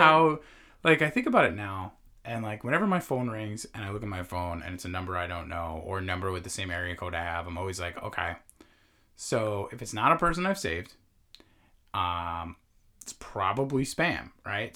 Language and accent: English; Long Island, New York, United States; we grew up in New York, on Long Island, in Long Island